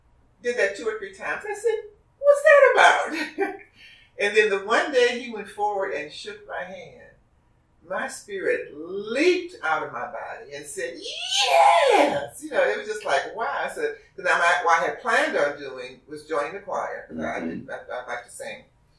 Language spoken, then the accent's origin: English; Detroit, Michigan, United States; moved away as an adult; when I came out here from Detroit, I was 29 years old, and I was the only person in my family that went to church every Sunday.